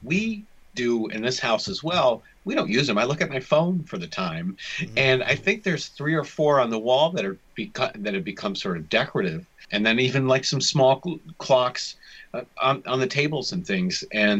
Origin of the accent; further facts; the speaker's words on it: United States; I'm American.